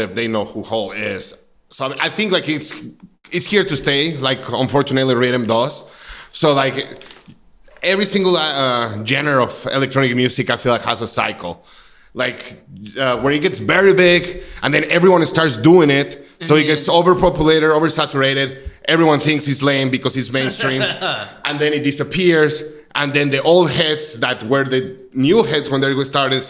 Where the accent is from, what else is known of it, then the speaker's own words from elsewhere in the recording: Mexico City, Mexico; moved away as an adult; also born or lived in Rolla, Missouri; now in Kansas City, United States; I'm actually from Mexico City. I was born in Mexico City 31 years ago, almost 32 years ago. Then I moved to Rolla, Missouri to go to college